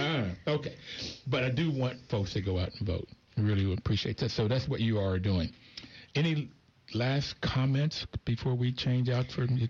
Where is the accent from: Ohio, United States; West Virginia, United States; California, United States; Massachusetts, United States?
West Virginia, United States; Bluefield; I grew up in Bluefield, West Virginia. On the mountaintop that we grew up, it was black and whites, and we were all poor.